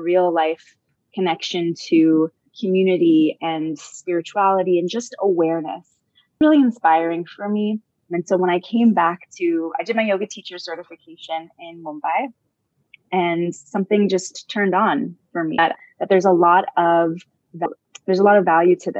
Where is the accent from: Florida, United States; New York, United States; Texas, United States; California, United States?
California, United States; Southern; also born or lived in Los Angeles / Israel / India; born and raised in Southern California